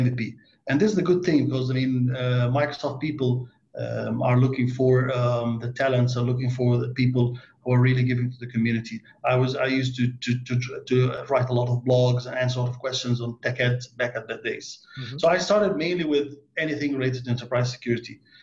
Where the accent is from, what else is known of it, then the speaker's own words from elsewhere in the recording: Egypt; now in Dubai, United Arab Emirates; I'm from Egypt, living now in Dubai, UAE